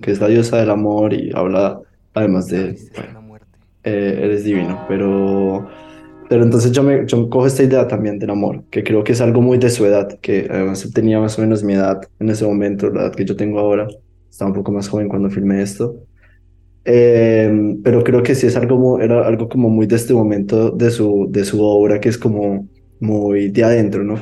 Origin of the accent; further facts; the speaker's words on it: Manizales, Caldas, Colombia; moved away; Yo soy de Manizales